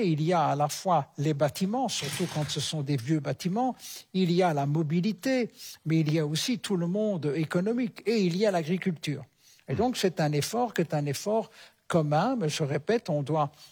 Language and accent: French; Belgium; notamment chez nous en Belgique, il y a des menaces